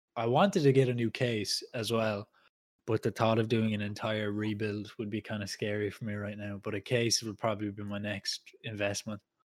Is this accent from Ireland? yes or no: yes; Ireland; we're Irish